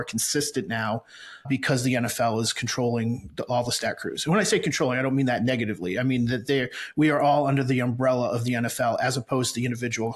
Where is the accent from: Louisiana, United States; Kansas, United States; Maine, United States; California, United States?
Maine, United States; moved away as an adult; now in Brandon, United States; I grew up in Maine